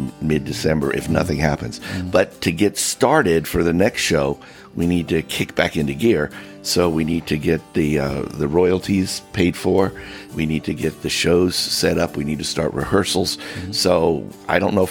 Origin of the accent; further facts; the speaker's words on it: Miami, Florida, United States; moved away; I come from Miami.